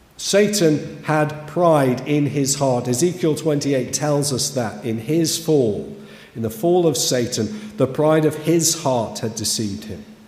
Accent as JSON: {"language": "English", "town": "Kidsgrove", "region": "West Midlands", "country": "United Kingdom", "tie": "born or raised there", "said": "as a young person growing up in Kidsgrove, just down the road in the 80s"}